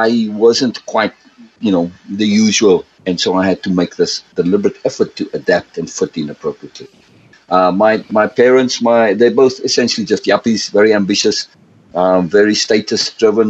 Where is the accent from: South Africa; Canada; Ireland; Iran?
South Africa; I grew up in South Africa, and I grew up in three environments